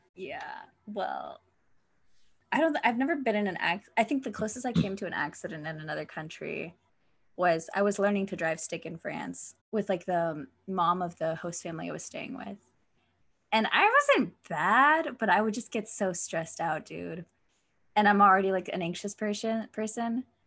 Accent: United States; I'm American

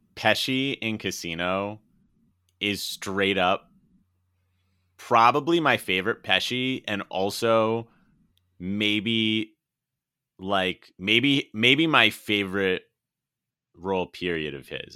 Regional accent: Connecticut, United States; I grew up in Connecticut

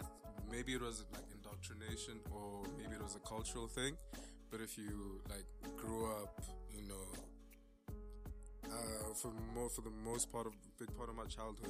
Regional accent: South Africa; we are South Africans, you know, too young.

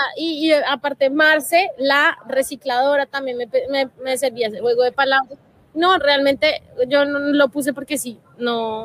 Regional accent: Colombia; como país tenemos que hacer, como colombianos

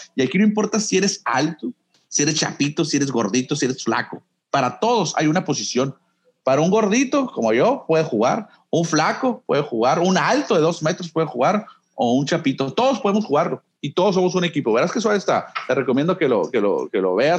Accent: Nogales, Sonora, Mexico; now in Hermosillo, Mexico; yo nací en Hermosillo, pero crecí en Nogales, desde los ocho años me fui a vivir para allá

